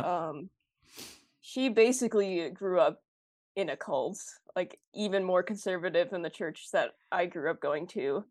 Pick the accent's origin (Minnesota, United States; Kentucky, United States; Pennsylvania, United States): Minnesota, United States; North Oaks; also born or lived in Roseville, Minnesota; I was born and raised in Minnesota, um, the northern suburbs, so, like, Roseville and then North Oaks.